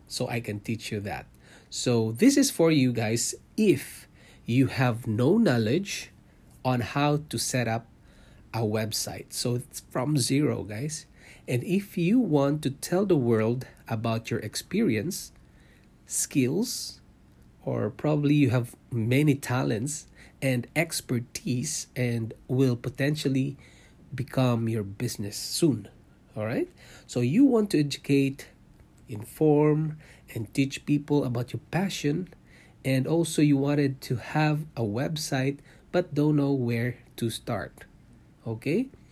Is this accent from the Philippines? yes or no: yes; Philippines; moved away as an adult; also born or lived in Singapore; now in Canada; I was born in Philippines. I'm a Filipino, and I worked in Singapore for five years, leaving my family behind in Philippines, and then we decided to immigrate to Canada